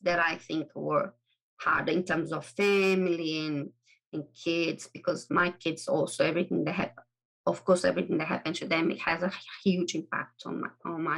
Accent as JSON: {"language": "English", "country": "Brazil", "tie": "born or raised there", "also_born_or_lived": "England", "second_language": "English", "moved": "as an adult", "said": "I am from Brazil. Originally, I was born in Brazil"}